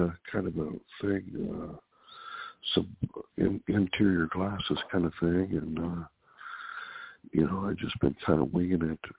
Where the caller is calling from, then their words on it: Sacramento, California, United States; It's, calling from Sacramento, California.